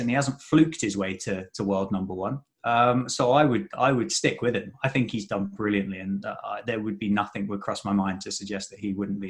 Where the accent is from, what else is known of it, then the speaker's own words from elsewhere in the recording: England, United Kingdom; from our English perspective.